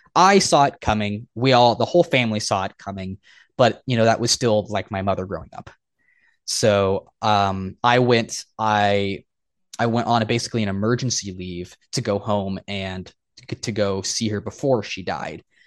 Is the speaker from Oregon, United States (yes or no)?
yes; Oregon, United States; moved away as an adult; I went back to my home state of Oregon